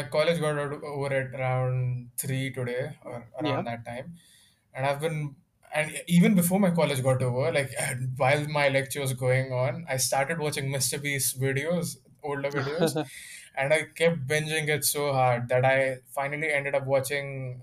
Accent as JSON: {"language": "English", "region": "Andhra Pradesh", "country": "India", "tie": "born or raised there", "moved": "yes", "lives_now": "Mumbai, India", "said": "he's from Andhra Pradesh, from where I am exactly. And our native town happens to be around the same place"}